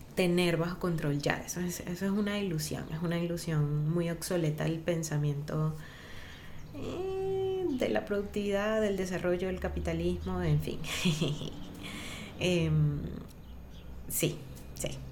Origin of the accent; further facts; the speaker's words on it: Venezuela; moved away; como venezolanos